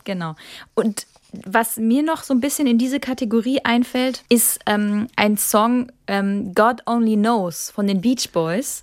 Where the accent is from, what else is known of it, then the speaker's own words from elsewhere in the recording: Kaiserslautern, Rhineland-Palatinate, Germany; moved away; also born or lived in Baden-Baden; nach Hause fahre in meine Heimat, das ist Kaiserslautern